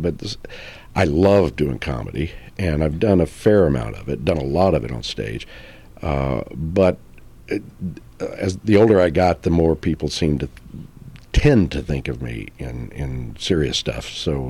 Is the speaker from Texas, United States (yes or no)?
yes; Texas, United States; I grew up in Texas